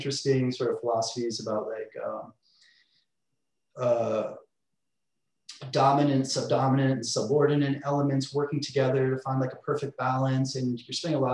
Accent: Connecticut, United States; also born or lived in Los Angeles / New York; now in Long Beach, United States; I grew up in Connecticut

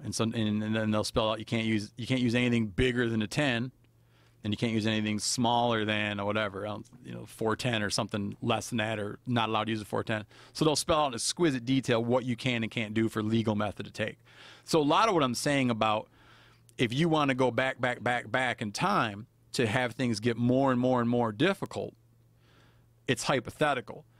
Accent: Michigan, United States; moved away; I was brought up in Michigan

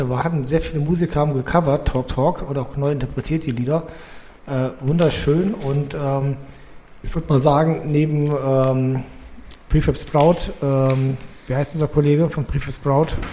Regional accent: Cologne, North Rhine-Westphalia, Germany; meiner Jugend in Köln

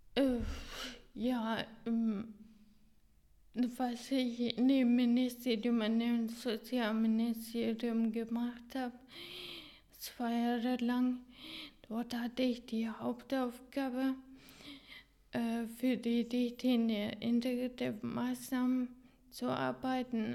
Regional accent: Hungary; German is a second language; moved away as an adult; in Ungarn äh, in meiner Geburtsland

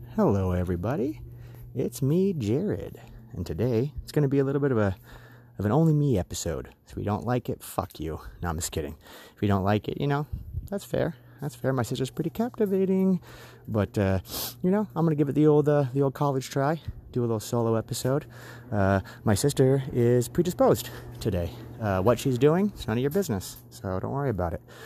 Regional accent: United States; what my country means to me. I consider myself a patriot. I love this country

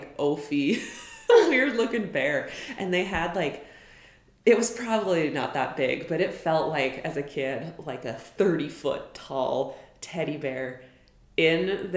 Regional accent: Billings, Montana, United States; I grew up in Billings

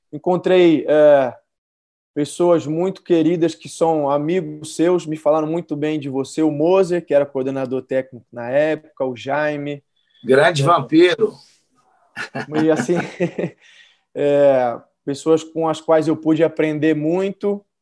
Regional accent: São Paulo, Brazil; Porque eu nasci e cresci em São Paulo

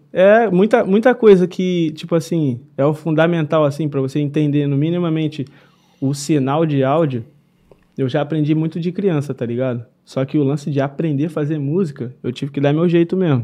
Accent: Nova Iguaçu, Rio de Janeiro, Brazil; Sou direto da Baixada Fluminense, Alche, Nova Iguaçu

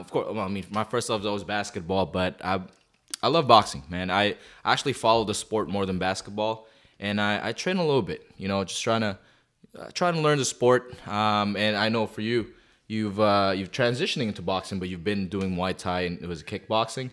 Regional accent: Calgary, Alberta, Canada; I'm from Calgary

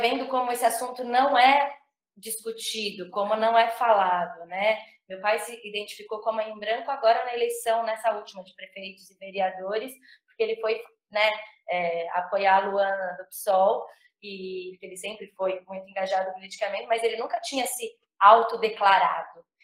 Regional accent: São Paulo, Brazil; nasci em São Paulo

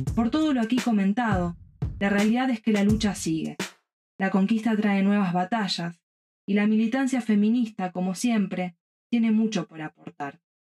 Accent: Rosario, Santa Fe, Argentina; de Rosario, Argentina

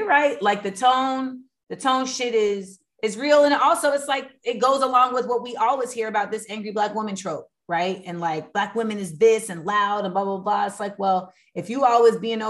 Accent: Orlando, Florida, United States; moved away; also born or lived in New York; I grew up in Orlando, but I really was groomed in New York in hip hop

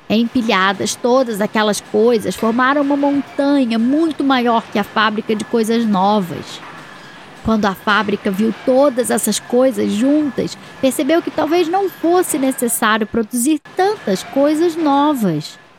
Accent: Petrópolis, Rio de Janeiro, Brazil; Eu tenho quatro anos. A gente é de Petrópolis.

